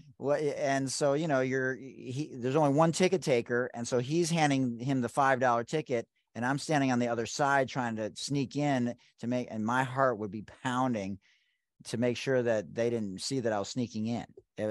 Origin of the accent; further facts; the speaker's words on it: Detroit, Michigan, United States; I'm from Hockey Town